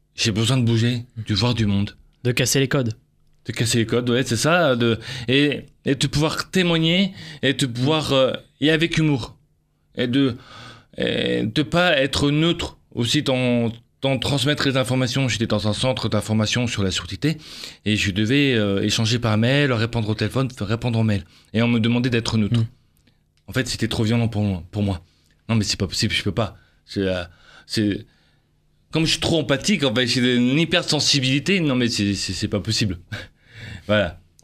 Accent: Avignon, Provence-Alpes-Côte d'Azur, France; je suis d'origine d'Avignon

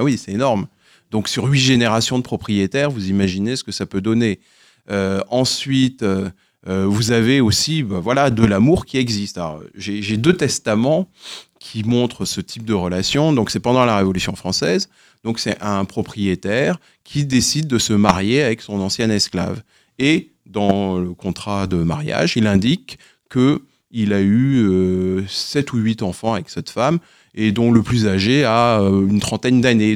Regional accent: Guadeloupe; je suis originaire de Guadeloupe

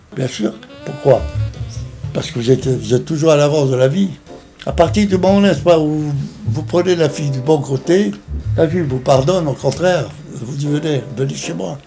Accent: Tunisia; now in France; Je suis né en Tunisie, et c'est là où j'ai commencé à apprendre les trois langues

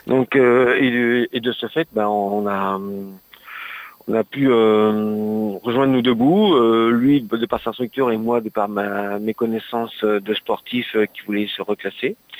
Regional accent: Le Mans, Pays de la Loire, France; moved away as an adult; now in Rouen, France; je viens à la base je suis du Mans

